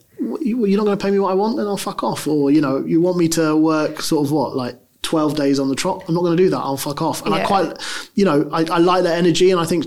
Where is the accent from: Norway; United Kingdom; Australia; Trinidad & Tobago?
United Kingdom; London; Look, I'm from London. I love London. It's the best city in the world.